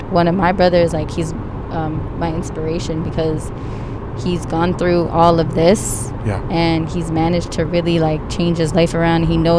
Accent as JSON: {"language": "English", "country": "Canada", "said": "because I'm Canadian."}